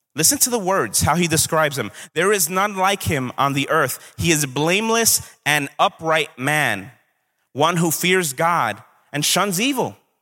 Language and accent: English; New York City, New York, United States; I'm from Brooklyn. Sometimes that comes out